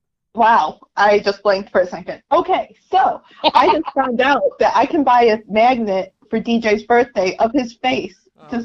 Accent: Chicago, Illinois, United States; I'm from Chicago

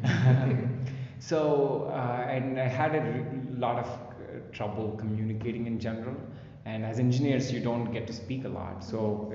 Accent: Visakhapatnam, Andhra Pradesh, India; moved away as an adult; also born or lived in United States; when I was growing up in my hometown of Visakhapatnam, Andhra Pradesh

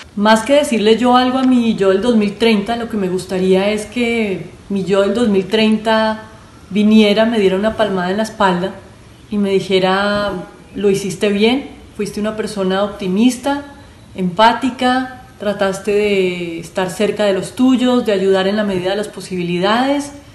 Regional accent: Colombia; moved away as an adult; now in Guatemala; soy colombiana y llevo más de 13 años viviendo en Guatemala

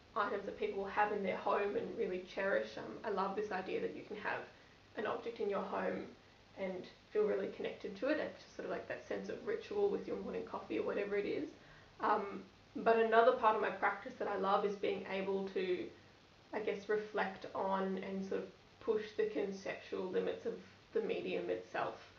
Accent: Gold Coast, Queensland, Australia; also born or lived in Brisbane; growing up on the Gold Coast

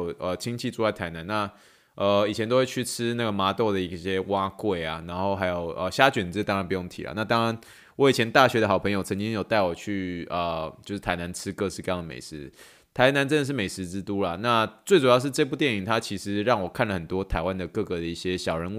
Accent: China; now in Canada; 最主要原因是因为我是从嗯中国移民到加拿大。

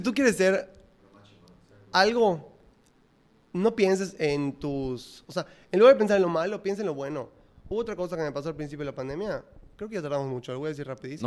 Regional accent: Mérida, Yucatán, Mexico; yo soy de Mérida, no, no, nada que ver con México

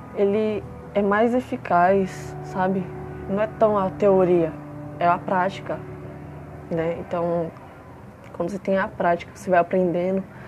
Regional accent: São Paulo, Brazil; also born or lived in Franco da Rocha; eu moro em São Paulo. Nasci em Franco da Rocha, só que vim para a capital com 4 anos de idade

